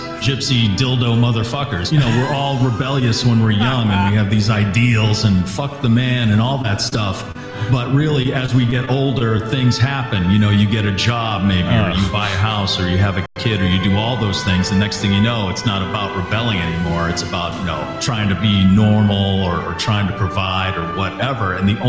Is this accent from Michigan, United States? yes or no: no; Natick, Massachusetts, United States; I'm just warning you, I grew up in Natick, Massachusetts. It's a high school football town, and I just couldn't wait to get out of Natick.